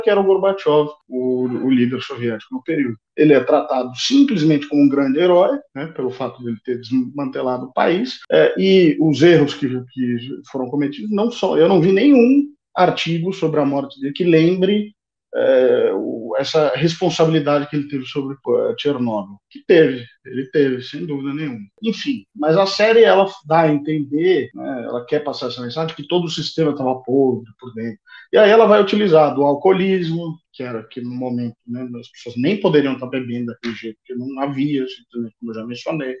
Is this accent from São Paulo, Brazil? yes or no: yes; São Paulo, Brazil; moved away; Sou de São Paulo